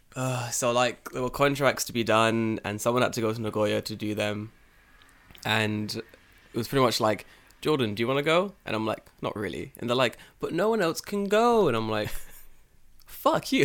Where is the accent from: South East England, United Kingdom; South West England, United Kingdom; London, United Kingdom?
London, United Kingdom; now in Japan